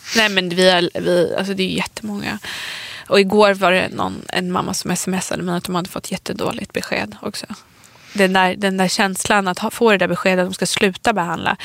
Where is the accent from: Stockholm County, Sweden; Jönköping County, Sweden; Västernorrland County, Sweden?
Stockholm County, Sweden; Stockholm; vi är ju från Stockholm, vi har ju vår släkt här i Stockholm